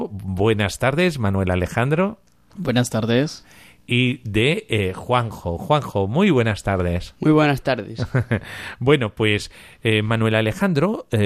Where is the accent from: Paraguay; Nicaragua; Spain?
Nicaragua; Eh, de Nicaragua.